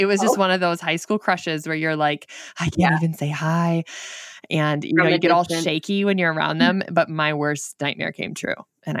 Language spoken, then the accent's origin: English; Michigan, United States; accent: northern Michigan; But that is where that is where my accent is from. We're only 2 hours south of Canada, so very northern Michigan.